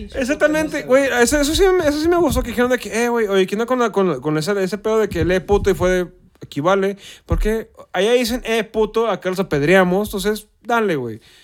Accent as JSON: {"language": "Spanish", "country": "Mexico"}